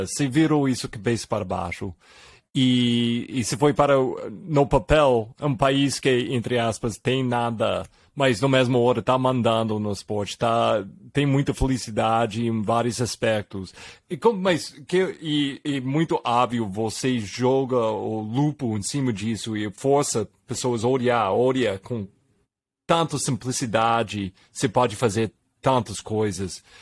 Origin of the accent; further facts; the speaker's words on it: Brazil; vou falar como se fosse eu sou brasileiro, mas aqui no Brasil é tão comum, a gente vai olhando para os Estados Unidos, a gente vai olhando para a Europa